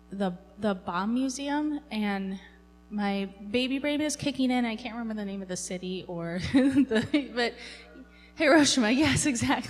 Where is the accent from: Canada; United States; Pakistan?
United States; I'm an American